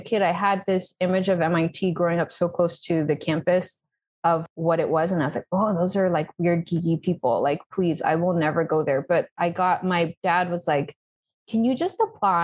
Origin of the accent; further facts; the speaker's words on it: Brookline, Massachusetts, United States; moved away as an adult; also born or lived in Texas / Natick, Massachusetts; now in Spain; I was born in Texas. I don't really remember that. Then we moved to Massachusetts. I was living in a place called Natick. Then we moved to a place called Brookline. So this is all greater Boston area. So I lived there most of my life